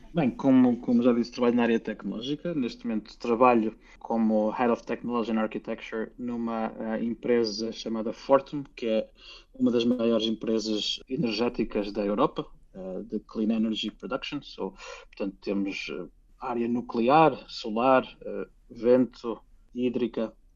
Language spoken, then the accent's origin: Portuguese; Portugal; moved away as an adult; also born or lived in Finland; now in Helsinki, Finland; nós bem sabemos como portugueses